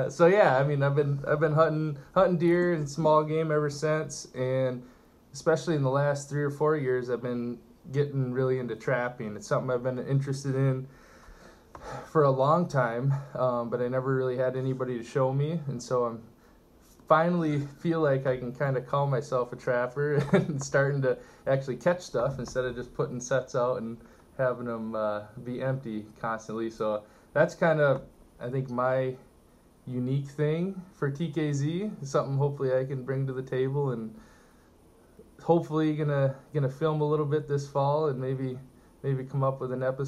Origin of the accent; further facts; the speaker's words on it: Marquette, Michigan, United States; Grew up in the UP since elementary school